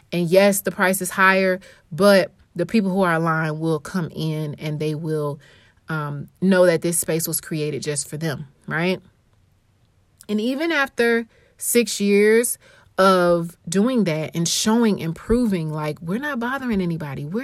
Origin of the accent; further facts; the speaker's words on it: Atlanta, Georgia, United States; now in St. Louis, United States; growing up in Atlanta, we had many leaders.